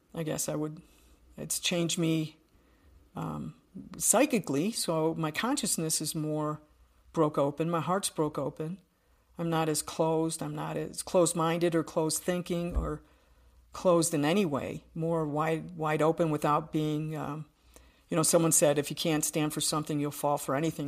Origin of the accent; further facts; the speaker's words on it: Buffalo, New York, United States; I'm from Buffalo, New York, so from the East Coast